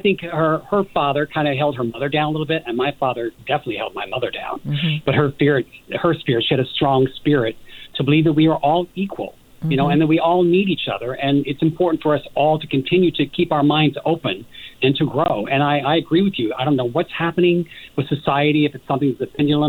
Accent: Evansville, Indiana, United States; I'm originally from Evansville, Indiana

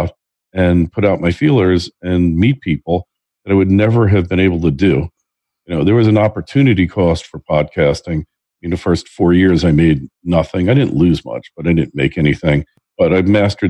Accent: New Jersey, United States; also born or lived in New York; spending 37 years in New York, and I grew up in New Jersey, right by New York.

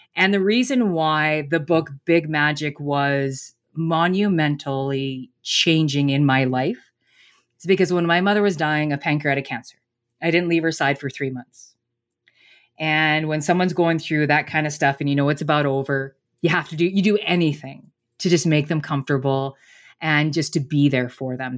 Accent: Canada; I'm Canadian

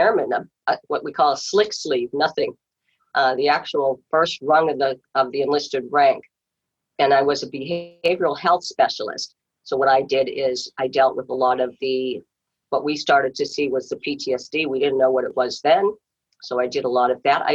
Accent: Walpole, Massachusetts, United States; I grew up in Walpole

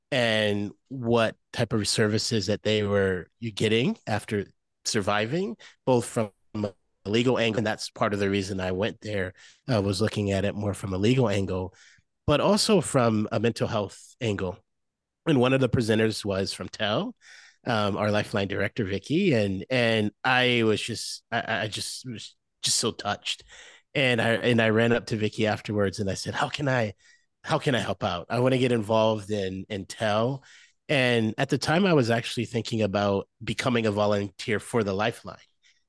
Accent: Moline, Illinois, United States; I grew up in Illinois, about 2 hours from Chicago, a place called Moline, Illinois, if anyone of your listeners is familiar with that area, Go Quad Cities.

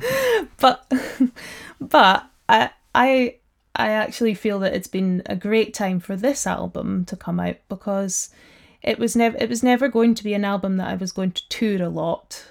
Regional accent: Black Isle, Ross-shire, Highlands of Scotland, United Kingdom; I'm from uh, the Black Isle, which is just north of Inverness.

